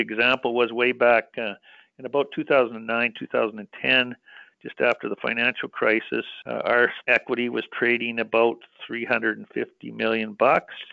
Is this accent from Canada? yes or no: yes; British Columbia, Canada; I'm a British Columbia boy.